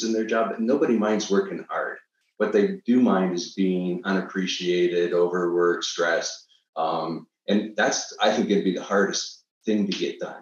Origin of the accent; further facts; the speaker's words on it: Niagara Falls, Ontario, Canada; I'm originally from Niagara Falls, Canada.